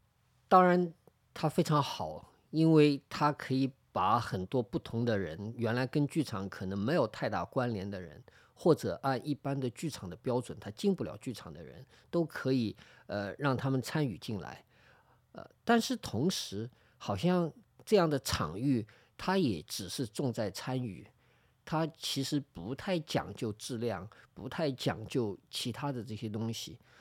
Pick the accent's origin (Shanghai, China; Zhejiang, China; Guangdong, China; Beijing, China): Shanghai, China; 我其实以前就在这儿附近长大啊，我的小学、中学什么我都是家里都住在这里，就住在现在录音的这个地方的斜对面啊，